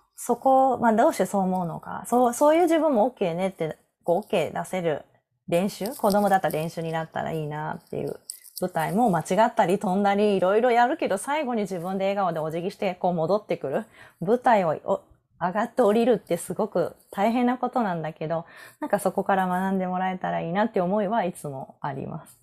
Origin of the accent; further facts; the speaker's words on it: Osaka, Japan; now in Nara, Japan; 生まれ育った大阪